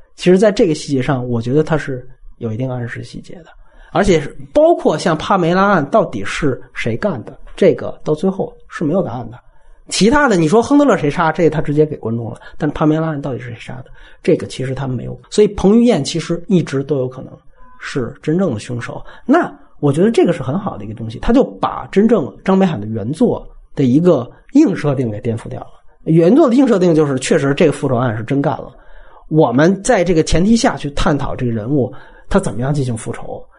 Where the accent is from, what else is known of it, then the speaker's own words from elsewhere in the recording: Beijing, China; 我是北京人